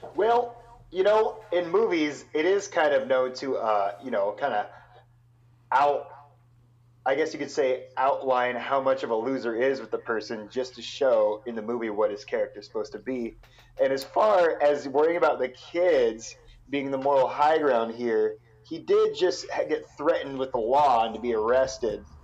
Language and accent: English; Portland, Oregon, United States; growing up in Portland